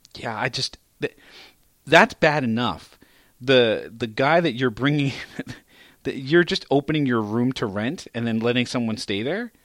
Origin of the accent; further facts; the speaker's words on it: New York City, New York, United States; my hometown